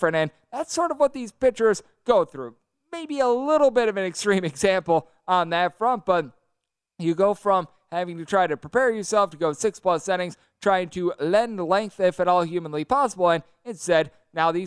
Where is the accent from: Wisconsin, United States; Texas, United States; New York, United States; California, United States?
Wisconsin, United States; born or raised there